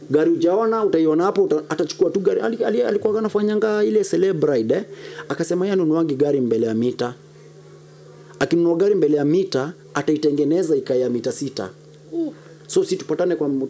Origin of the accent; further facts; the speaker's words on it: Kenya; Eh, mimi ni Mkamba.